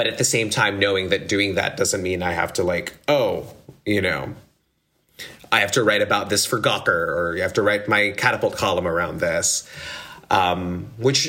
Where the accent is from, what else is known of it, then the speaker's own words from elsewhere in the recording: Philippines; I grew up in the Philippines